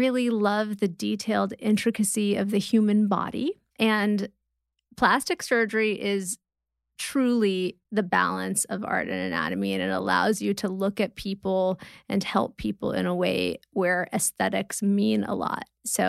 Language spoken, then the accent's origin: English; Malibu, California, United States; I grew up in LA in Malibu, Old Getty Museum, and I did art classes there every weekend.